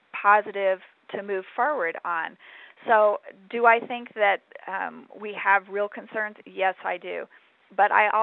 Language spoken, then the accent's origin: English; Arizona, United States; I grew up in Arizona